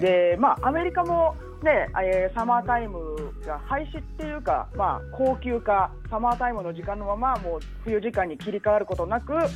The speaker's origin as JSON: {"language": "Japanese", "country": "Japan", "tie": "born or raised there", "moved": "yes", "lives_now": "Mexico", "said": "日本で生まれ育ってる"}